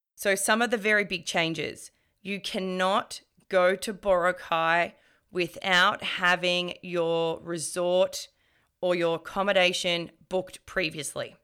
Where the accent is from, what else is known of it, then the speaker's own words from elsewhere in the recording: Melbourne, Victoria, Australia; I'm from Melbourne